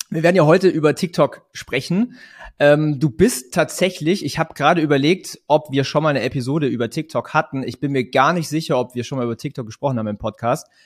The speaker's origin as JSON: {"language": "German", "town": "Langenau", "region": "Baden-Württemberg", "country": "Germany", "said": "wir kommen beide aus der Ulmer Gegend"}